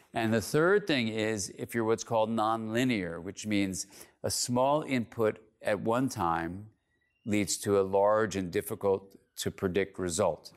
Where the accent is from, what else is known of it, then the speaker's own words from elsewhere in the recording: California, United States; I'm from California